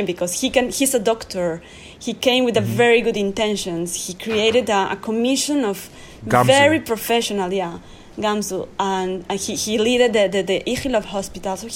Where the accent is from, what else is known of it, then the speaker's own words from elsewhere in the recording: Mexico; now in Israel; I came from a country. I'm from Mexico.